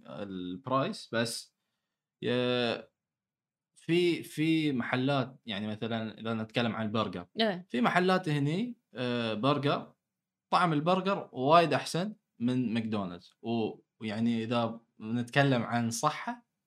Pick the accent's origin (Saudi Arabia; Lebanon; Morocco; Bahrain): Bahrain; أنا كبحريني